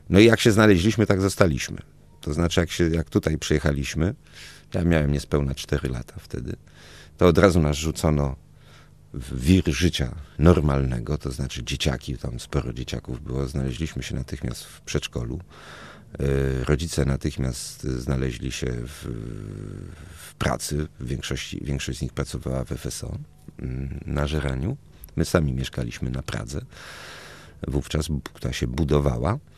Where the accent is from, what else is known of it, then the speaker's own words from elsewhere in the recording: Toulouse, Occitania, France; born there; Tam się poznali, pobrali i ja urodziłem się już we Francji, w, w cudownym, dziwnym, bardzo hiszpańskim, francuskim mieście Toulouse.